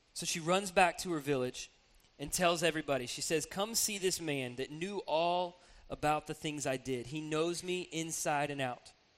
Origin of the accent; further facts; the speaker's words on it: Atlanta, Georgia, United States; now in Columbus, United States; I grew up in Atlanta